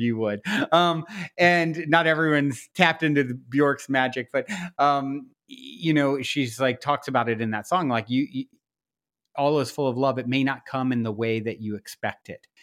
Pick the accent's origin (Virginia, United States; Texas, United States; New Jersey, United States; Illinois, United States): Virginia, United States; moved away; I'm from the South originally, my, I grew up in Virginia